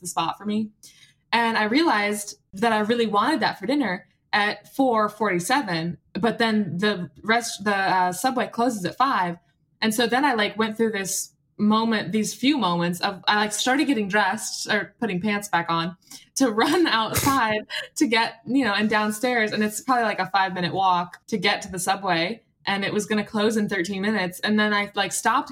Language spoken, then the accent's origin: English; United States; now in Australia; I'm American